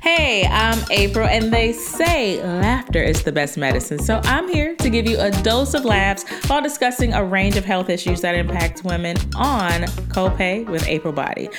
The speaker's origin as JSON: {"language": "English", "region": "Georgia", "country": "United States", "also_born_or_lived": "Atlanta", "moved": "yes", "lives_now": "New York City, United States", "said": "I'm from Georgia"}